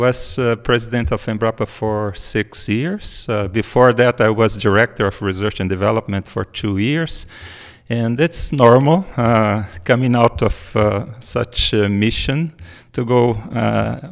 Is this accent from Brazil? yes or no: yes; Brazil; also born or lived in Viçosa; I was like 200 kilometers from my hometown